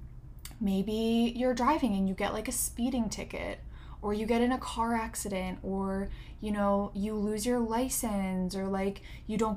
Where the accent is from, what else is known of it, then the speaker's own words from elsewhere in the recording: Pennsylvania, United States; moved away as an adult; also born or lived in California; I'm from Pennsylvania, from the East Coast